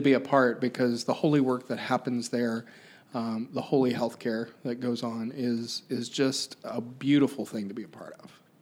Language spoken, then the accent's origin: English; Pike County, Ohio, United States; I grew up in Pike County, which is just south of Chillicothe